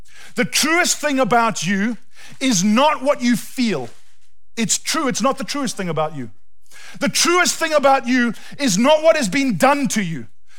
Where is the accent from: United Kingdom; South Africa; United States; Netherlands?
South Africa; moved away; we're South African